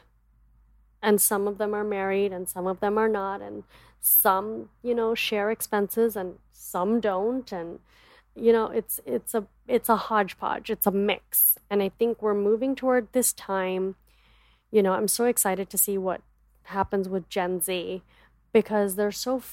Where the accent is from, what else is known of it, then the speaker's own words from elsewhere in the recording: United States; also born or lived in Dallas; As an Indian woman growing up in America